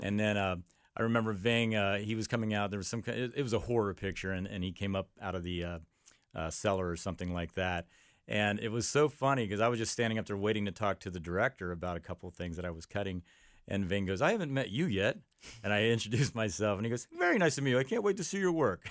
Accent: Amelia, Ohio, United States; I grew up in Amelia. I went to Amelia High School

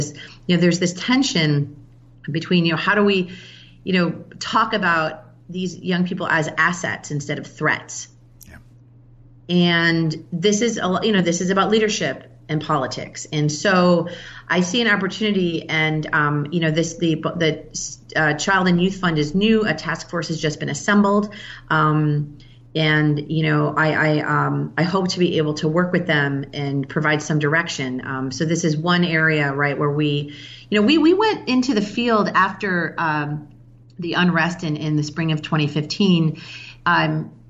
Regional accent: Chicago, Illinois, United States; And I've lived here for 15 years, you know, so it's almost been kind of my hometown. I'm from Chicago originally.

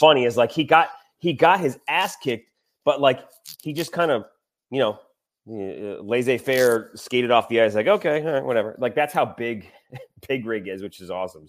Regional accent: Michigan, United States; now in Louisiana, United States; I grew up in Michigan

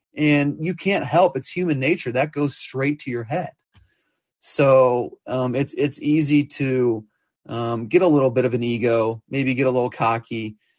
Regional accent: Kansas City, Missouri, United States; growing up in Kansas City

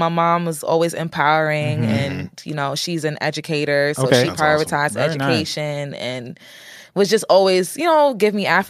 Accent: New York City, New York, United States; Being from Flatbush is my favorite part of my upbringing.

